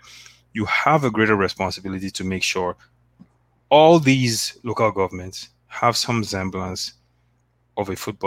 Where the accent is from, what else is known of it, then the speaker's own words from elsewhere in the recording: Delta, Nigeria; I'm from Delta State